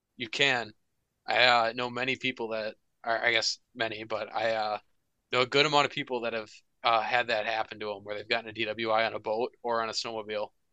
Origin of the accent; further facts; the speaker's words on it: Minnesota, United States; hockey in Minnesota growing up